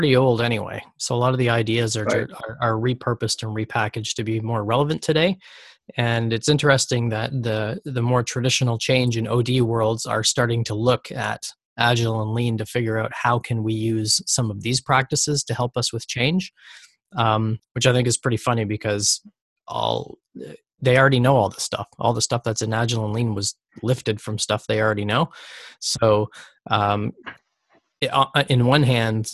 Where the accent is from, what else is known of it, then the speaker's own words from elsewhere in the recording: Canada; I'm from Canada